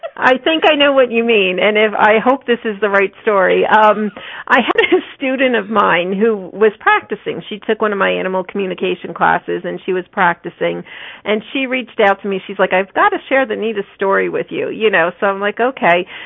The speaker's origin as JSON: {"language": "English", "region": "New Jersey", "country": "United States", "moved": "as an adult", "lives_now": "Colorado, United States", "said": "I chose to move from New Jersey to Colorado because I'm from New Jersey originally"}